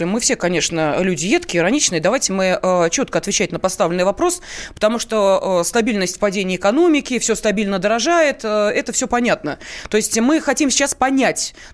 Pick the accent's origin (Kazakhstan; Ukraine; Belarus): Ukraine; Crimea; Я сам из Крыма вижу все воочию.